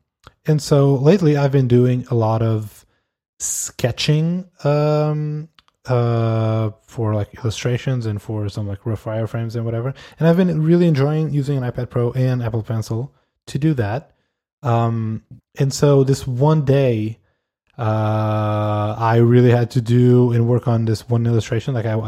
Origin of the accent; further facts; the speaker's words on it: Canada; I'm Canadian.